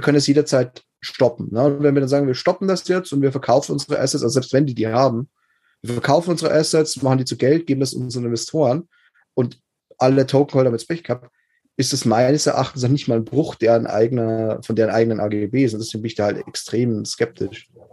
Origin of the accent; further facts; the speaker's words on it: Germany; Bei uns in Deutschland